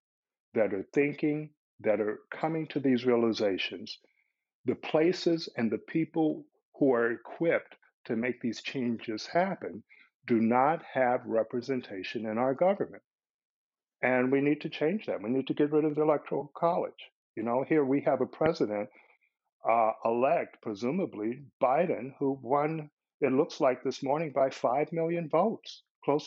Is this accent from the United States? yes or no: yes; Chicago, Illinois, United States; I'm from Chicago